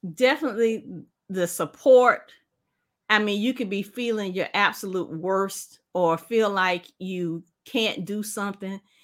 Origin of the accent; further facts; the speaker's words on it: South Carolina, United States; We're from South Carolina. I live in South Carolina